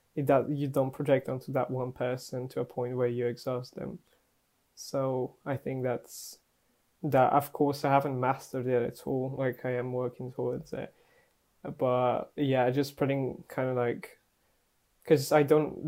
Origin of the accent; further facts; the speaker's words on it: Bulgaria; moved away; when I was growing up in Bulgaria